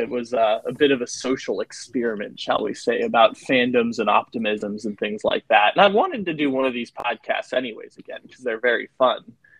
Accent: San Diego, California, United States; growing up in San Diego

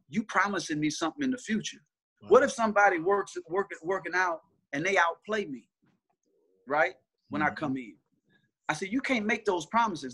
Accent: Mississippi, United States; we from Mississippi

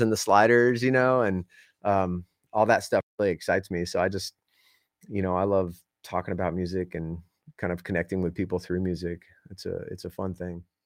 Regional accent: Southern California, United States; moved away; I grew up in Southern California

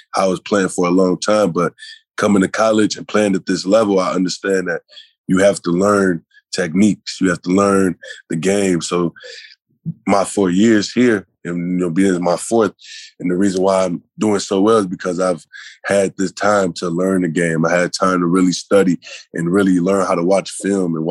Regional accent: Illinois, United States; growing up as a kid, you know, I'm from Illinois

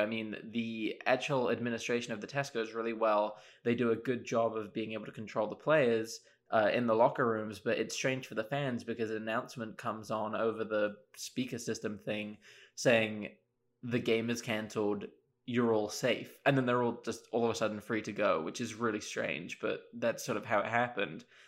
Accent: Oxford, South East England, United Kingdom; moved away as an adult; now in Ann Arbor, United States; I'm from Oxford in England originally.

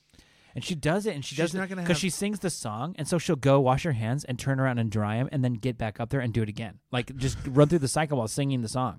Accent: California, United States; I'm from Southern California. Can't be bothered by it.

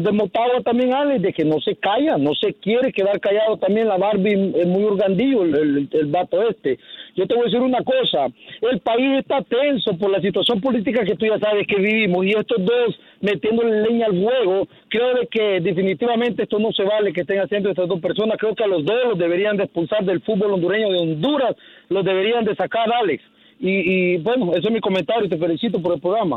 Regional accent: Dominican Republic; now in New York, United States; Yo soy dominicano

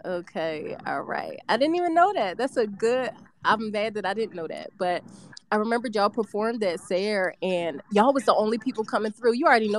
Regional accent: Philadelphia, Pennsylvania, United States; So first of all, I'm from West Philadelphia, right?

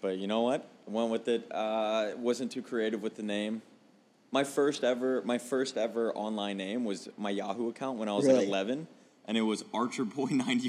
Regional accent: Homestead, Florida, United States; moved away as an adult; now in Phoenix, United States; I grew up in a Homestead, which is the place that was destroyed by Hurricane

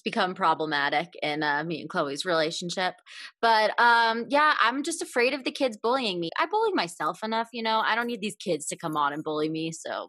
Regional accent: Grand Rapids, Michigan, United States; now in Los Angeles, United States; I'm from Grand Rapids, Michigan, and not going to lie, part of the reason I wanted to move to LA was also to have a more fulfilling dating life.

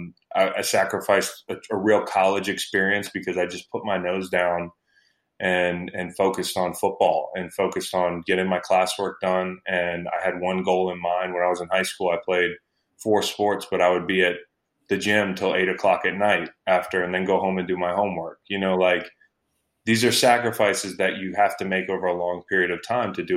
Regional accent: Virginia, United States; And I grew up in Virginia. I still live in Virginia

